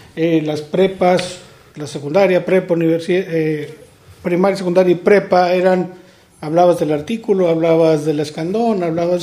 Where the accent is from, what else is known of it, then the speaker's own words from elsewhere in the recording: Reynosa, Tamaulipas, Mexico; also born or lived in Zapopan, Jalisco; Yo emigré a Reynosa alrededor de los cuatro años junto con mis padres